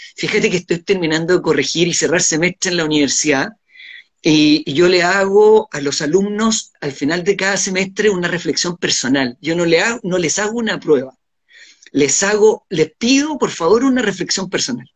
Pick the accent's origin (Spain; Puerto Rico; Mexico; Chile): Chile